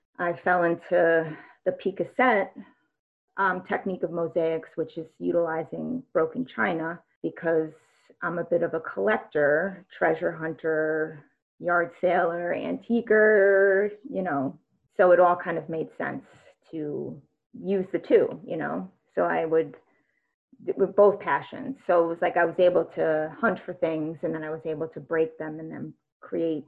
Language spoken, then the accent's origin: English; New York, United States; moved away; also born or lived in Nantucket; I grew up in New York. My folks were only about half hour from New York City